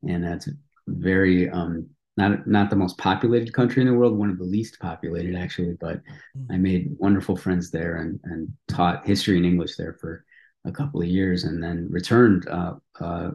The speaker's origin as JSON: {"language": "English", "town": "Highland Park", "region": "Illinois", "country": "United States", "tie": "born or raised there", "also_born_or_lived": "Vermont", "moved": "yes", "lives_now": "Norwich, Vermont, United States", "said": "I grew up in a little bit outside Chicago, like I mentioned, along Lake Michigan"}